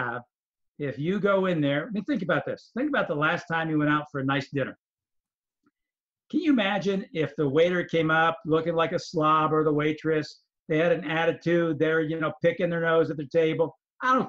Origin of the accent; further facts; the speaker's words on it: Binghamton, New York, United States; also born or lived in Casacandida, Italy; I grew up in Binghamton.